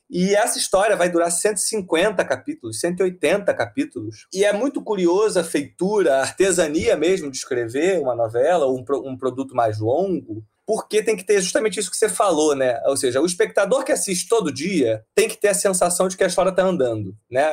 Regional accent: Rio de Janeiro, Brazil; Eu sou carioca, né? E eu venho de uma família de classe média baixa, que nasceu no subúrbio do Rio, nasci no subúrbio do Rio de Janeiro

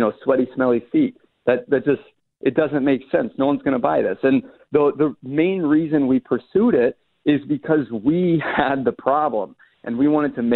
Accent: Atlanta, Georgia, United States; also born or lived in Chapel Hill, North Carolina; I'm from Atlanta

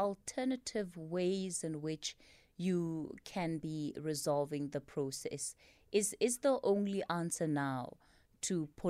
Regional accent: South Africa; We as the South African public

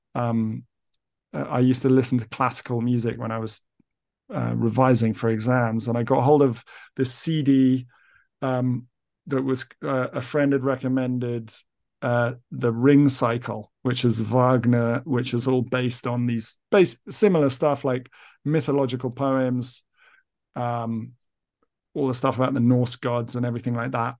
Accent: East of England, United Kingdom; I've been raised as an English person

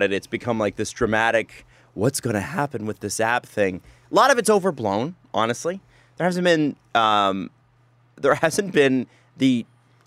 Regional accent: Toronto, Ontario, Canada; Living in and growing up in Scarborough, which, by the way, is beautiful

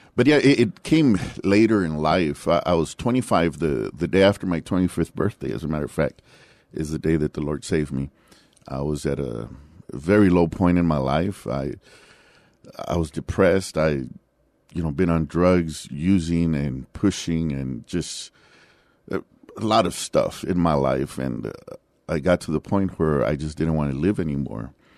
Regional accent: San Antonio, Texas, United States; also born or lived in Laredo, Texas; I was born in Laredo, Texas, but I was raised here, and outside of my military, um, you know, about four years that I was away from here, I've been in San Antonio the rest of the time. So I grew up in the West Side

